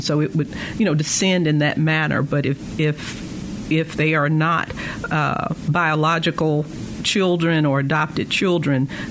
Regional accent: Verona, Mississippi, United States; I grew up in Verona, Mississippi on a farm

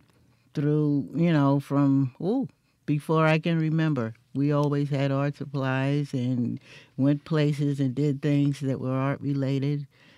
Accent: New York City, New York, United States; moved away as an adult; also born or lived in Meridian, Mississippi; now in Mississippi, United States; Actually, I was born right in Manhattan in New York City. And I've lived in all the boroughs except Staten Island. But my mother was from Meridian.

